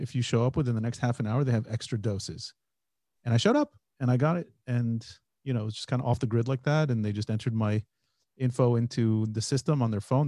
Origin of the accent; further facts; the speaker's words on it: United States; now in Israel; We're two Jewish guys. We grew up in America. We live in Israel